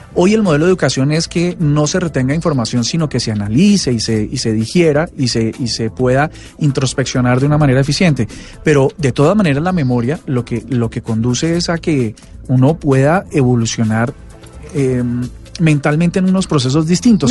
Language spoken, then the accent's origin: Spanish; Colombia; lo que somos los colombianos